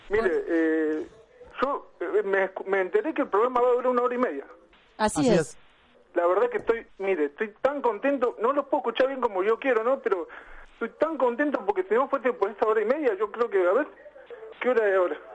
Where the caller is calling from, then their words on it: Lobos, Buenos Aires Province, Argentina; De Lobos.